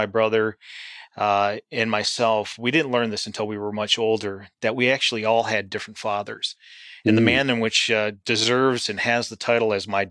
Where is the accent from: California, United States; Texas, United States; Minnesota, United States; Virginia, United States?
Minnesota, United States; St. Paul; moved away as an adult; now in Pensacola, United States; I grew up in St. Paul, Minnesota